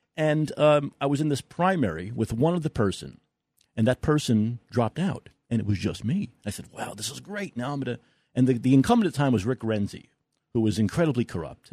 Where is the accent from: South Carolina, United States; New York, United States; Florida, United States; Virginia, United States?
New York, United States; New York City; also born or lived in Staten Island; I'm a guy from New York, I'm a kid from Brooklyn